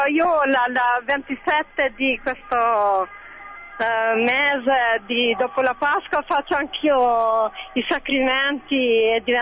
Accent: Tirana, Tirana County, Albania; Italian is a second language; now in Bologna, Italy; Io sono una signora straniera, vengo da Albania, da Tirana. Sono da 11 anni qui a Bologna

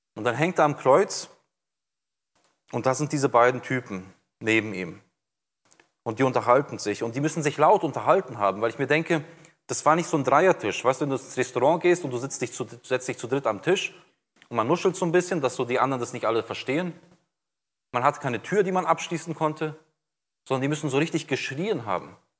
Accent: Brazil; now in Germany; ich bin jetzt seit 93 in Deutschland, bin in Brasilien geboren, aufgewachsen

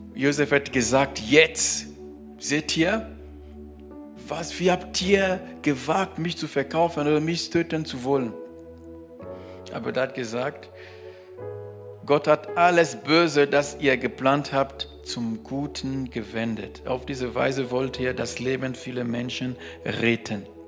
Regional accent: Cameroon; German is a second language; now in Germany; bei uns, äh, wo, wo ich geboren bin, in Kamerun

